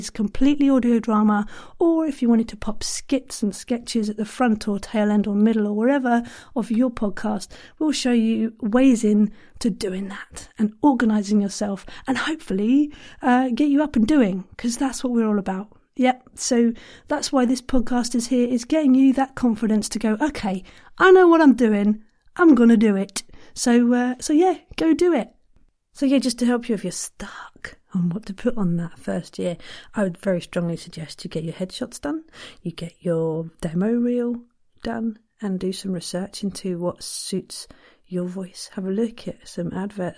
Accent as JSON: {"language": "English", "country": "Ireland", "said": "I'm too Irish"}